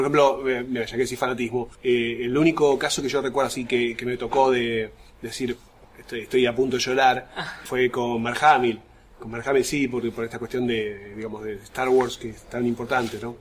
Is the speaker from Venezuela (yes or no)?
no; Berazategui, Buenos Aires Province, Argentina; yo nací en y viví en Berazategui hasta los 20 años